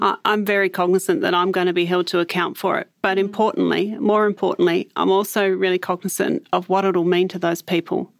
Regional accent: Hobart, Tasmania, Australia; I spent, um, part of my early, um, childhood in the suburb of Bridgewater in the northern suburbs of Hobart in, um, social housing.

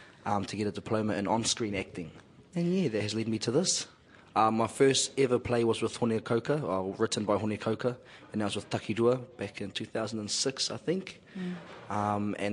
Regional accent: Wellington, New Zealand; also born or lived in Palmerston North; I was born in Palmerston North, and I was raised there for the first 8 years of my life, and then moved to Wellington, because Dad was in the army, so there was a lot of moving around at the time. So mostly raised in Wellington

